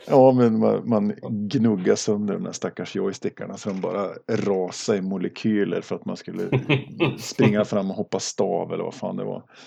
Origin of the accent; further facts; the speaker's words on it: Duved, Jämtland, Sweden; also born or lived in Östersund; now in Arvika, Sweden; född och uppvuxen i, i Duved i västra Jämtland